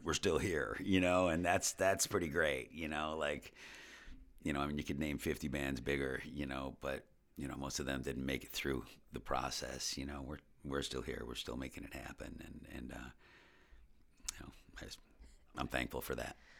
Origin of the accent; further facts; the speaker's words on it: West Seneca, New York, United States; also born or lived in South Buffalo / Buffalo / Los Angeles; I grew up in West Seneca